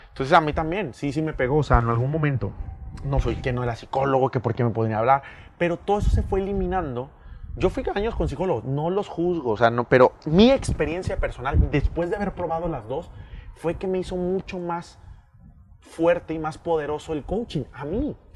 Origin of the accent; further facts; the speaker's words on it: Mexico; Somos mexicanos